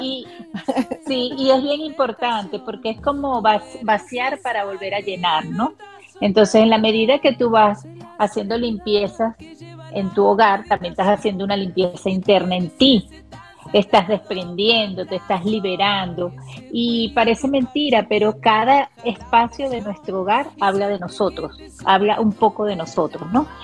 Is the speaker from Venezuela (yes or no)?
yes; Venezuela; soy venezolana también